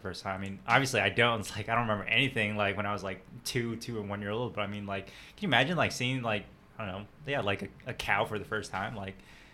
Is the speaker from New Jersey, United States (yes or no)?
yes; New Jersey, United States; moved away; I grew up in New Jersey